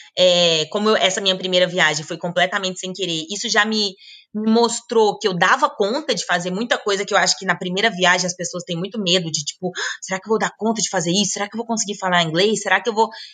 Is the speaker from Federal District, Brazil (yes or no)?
yes; Brasília, Federal District, Brazil; moved away; eu sou de Brasília